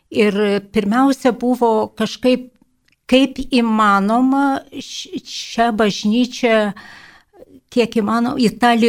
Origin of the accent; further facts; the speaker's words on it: Lithuania; aš iš Kedraičių parapijos